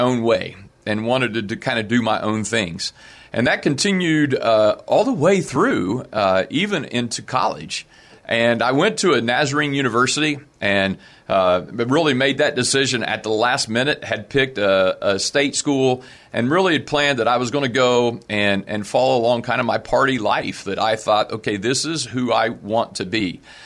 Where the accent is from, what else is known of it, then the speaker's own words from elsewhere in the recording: South Point, Ohio, United States; moved away as an adult; also born or lived in West Virginia / Beaver Falls, Pennsylvania; I grew up in in Southern Ohio on a little farm.